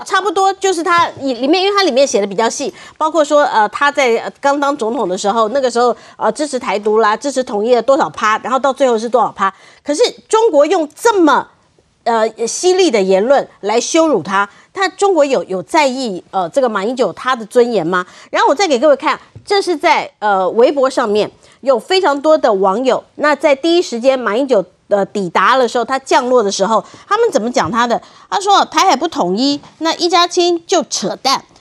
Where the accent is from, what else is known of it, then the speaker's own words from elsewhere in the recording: Taiwan; 我们台湾人